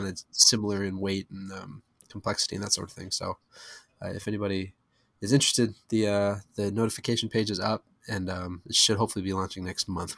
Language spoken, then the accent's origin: English; St. Louis, Missouri, United States; now in Atlanta, United States